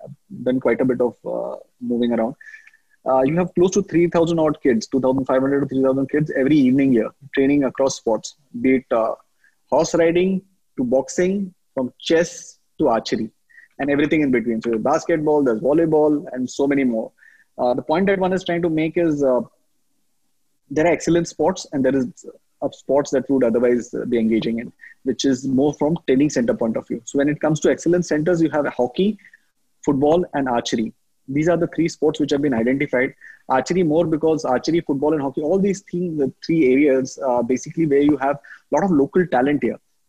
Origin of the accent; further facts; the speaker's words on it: Mumbai, Maharashtra, India; moved away as an adult; now in Jamshedpur, India; I'm born and brought up in Mumbai